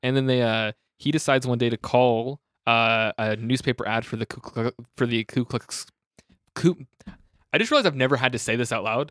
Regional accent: Tulsa, Oklahoma, United States; I'm from Tulsa, like Oklahoma.

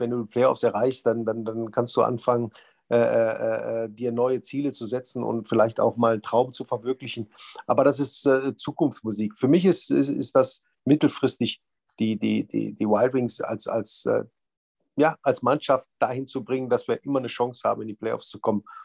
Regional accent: Düsseldorf, North Rhine-Westphalia, Germany; Düsseldorf ist ja meine Heimatstadt.

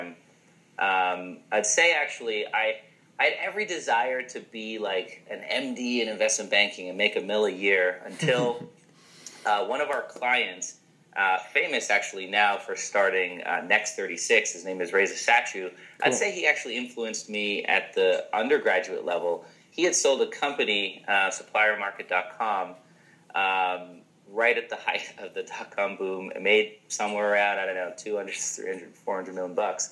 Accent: Markham, Ontario, Canada; moved away as an adult; also born or lived in Toronto / Charlotte, North Carolina; I grew up in Toronto. I'm Canadian. I grew up in Markham

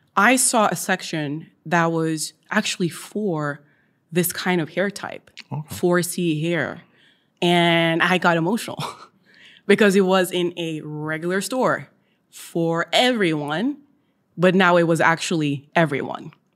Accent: Oslo, Norway; was born and raised in Oslo and the east side of Oslo.

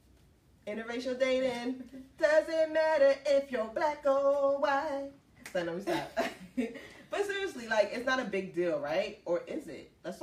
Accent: Philadelphia, Pennsylvania, United States; I'm on 76th and Rosella.

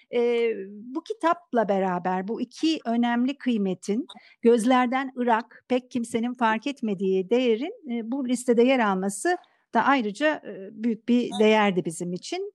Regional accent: Thrace, Turkey; ben Trakyalıyım

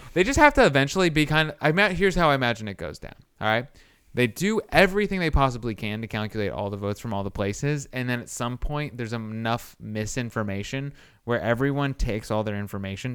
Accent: Indiana, United States; I'm from Indiana

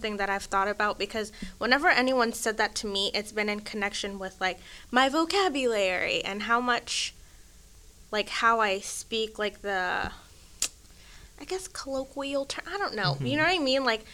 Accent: McKinney, Texas, United States; also born or lived in Sweden; I lived in Sweden, like, first through third grade, you know. I grew up in McKinney, which is 100% suburban. It's like an hour from Dallas.

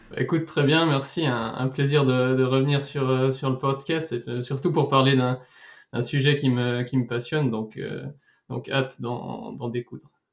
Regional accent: Switzerland; chez nous en Suisse

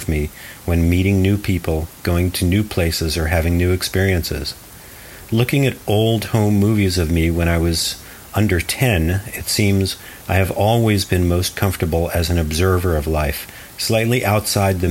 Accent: Portland, Oregon, United States; also born or lived in Arizona; I made portraits of night performers in my hometown of Portland, Oregon

